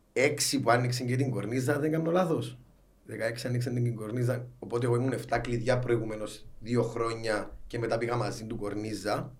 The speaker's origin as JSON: {"language": "Greek", "town": "Larnaca", "region": "Larnaca District", "country": "Cyprus", "tie": "born or raised there", "moved": "as an adult", "lives_now": "Nicosia, Cyprus", "said": "παιδί προσφύγων, ε, μεγάλωσα στη Λάρνακα"}